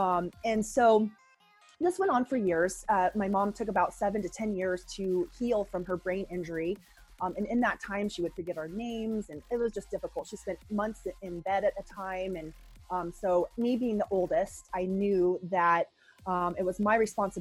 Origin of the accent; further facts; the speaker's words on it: Boulder, Colorado, United States; I was born in 1975 in Boulder, Colorado.